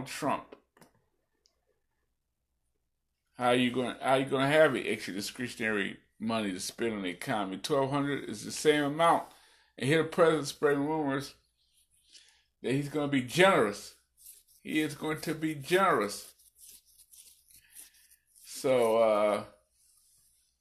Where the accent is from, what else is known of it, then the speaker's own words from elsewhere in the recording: Illinois, United States; my home state of Illinois.